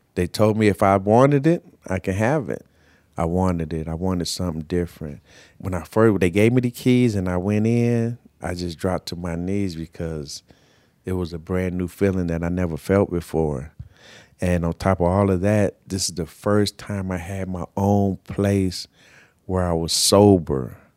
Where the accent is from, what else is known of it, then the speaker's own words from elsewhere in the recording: Carson, California, United States; I grew up in Carson, California